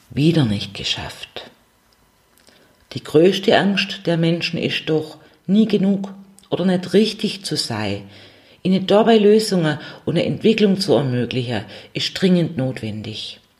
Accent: Swabia, Germany; accent: Swabian; ich gestalte es mit meinem schwäbischen

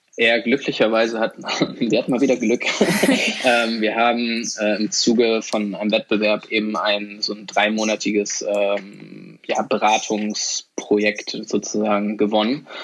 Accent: Hamburg, Germany; also born or lived in Sweden; ich komme nämlich auch aus Hamburg

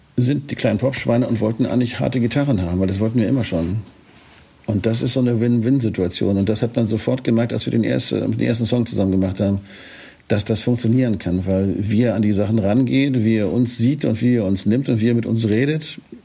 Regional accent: Northern Germany, Germany; als Norddeutscher

